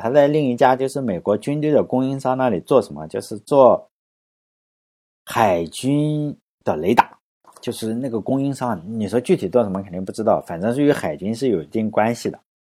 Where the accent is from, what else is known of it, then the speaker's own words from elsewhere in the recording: China; 我英语是出生在中国的，相对比较好的